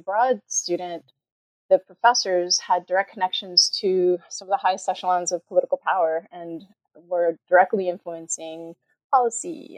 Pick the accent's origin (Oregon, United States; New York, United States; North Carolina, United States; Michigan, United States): New York, United States; Westchester County; also born or lived in Bogota, Colombia; now in Austin, United States; from five through college years, I grew up in New York outside of New York City in Westchester County